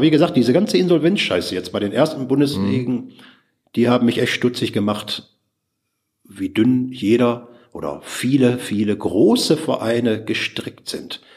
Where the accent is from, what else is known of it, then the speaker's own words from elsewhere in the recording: Ruhr area, North Rhine-Westphalia, Germany; bei uns im Ruhrpott